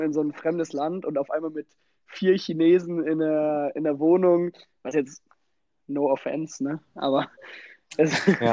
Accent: Kiel, Schleswig-Holstein, Germany; moved away as an adult; also born or lived in Copenhagen; now in Berlin, Germany; zu Hause ist viel schöner in Kiel

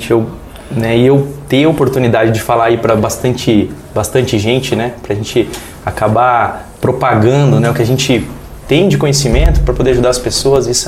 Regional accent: São Miguel, Brazil; mas a cidade que me deixa em casa, a minha cidade natal, onde eu tenho meus amigos de infância, minha família, é São Miguel.

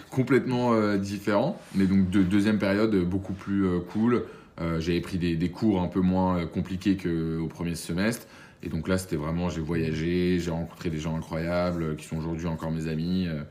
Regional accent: Boulogne-Billancourt, Île-de-France, France; also born or lived in Paris; alors moi j'ai grandi, euh, je suis né à Paris j'ai grandi à Boulogne-Billancourt

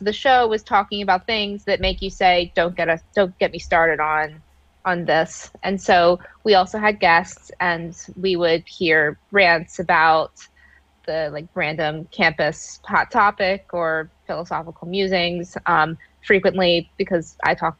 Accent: Charlotte, North Carolina, United States; also born or lived in Ohio; I am from Charlotte, North Carolina, originally from Ohio though

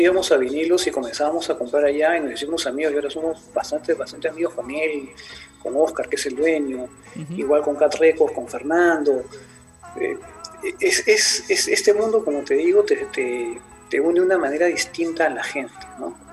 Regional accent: Peru; soy de Perú

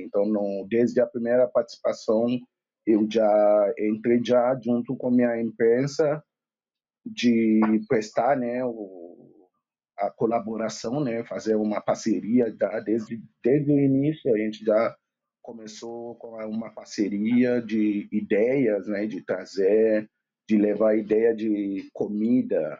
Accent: Lagos, Nigeria; now in Porto Alegre, Brazil; da Nigéria, de Lagos, Nigéria. Eu vivo aqui em Porto Alegre há 16 anos

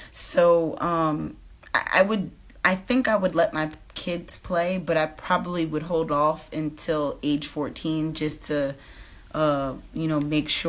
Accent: Piscataway, New Jersey, United States; my hometown, our hometown, Piscataway

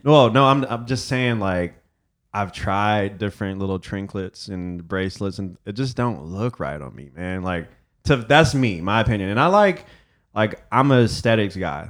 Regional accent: Detroit, Michigan, United States; growing up in Detroit

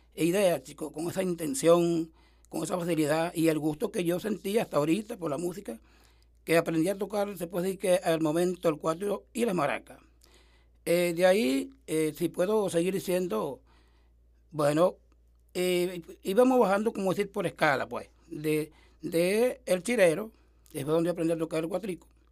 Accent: Piedra de Moler, near the Neverí, Comanacoa, Sucre, Venezuela; nací en la montaña del Piedra de Moler, eso queda cerca del Neverí, pertenece a Comanacoa

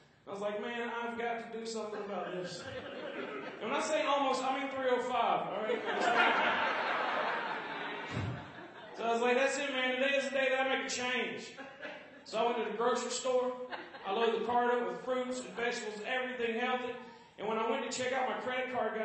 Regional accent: Georgia, United States; accent: southern; now in Seattle, United States; I'm originally from Georgia

